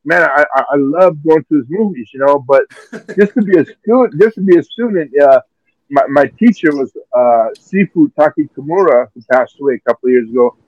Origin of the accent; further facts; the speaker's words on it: Seattle, Washington, United States; also born or lived in Philippines / Okinawa; I was 10 years old, and I was flying from the Okinawa, Philippines, to Hawaii, to move to Seattle.